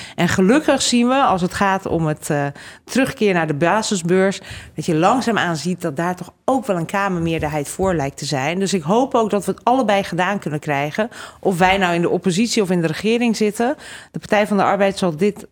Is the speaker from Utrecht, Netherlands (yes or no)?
yes; Utrecht, Netherlands; also born or lived in Hungary / Groningen / Brussels; en toen ik één was naar Nederland gekomen, in Utrecht opgegroeid